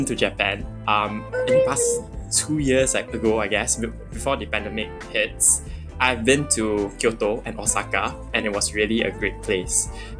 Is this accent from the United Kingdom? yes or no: no; Penang, Malaysia; I'm actually from Penang as well.